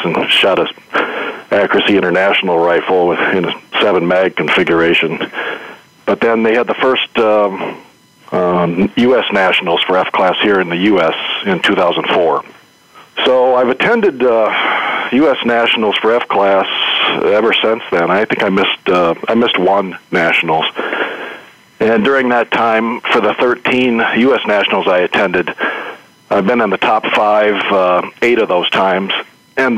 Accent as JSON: {"language": "English", "region": "Michigan", "country": "United States", "tie": "born or raised there", "said": "I'm from Michigan here, which a few of us are. And being from Michigan, grew up in somewhat rural surroundings"}